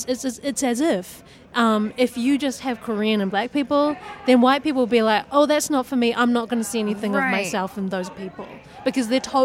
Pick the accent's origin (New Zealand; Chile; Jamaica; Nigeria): New Zealand